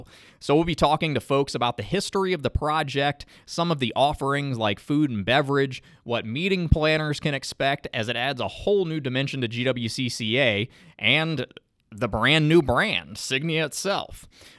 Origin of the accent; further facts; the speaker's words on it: South Louisiana, United States; now in Atlanta, United States; I'm from South Louisiana. I don't really mind the hot days in Atlanta.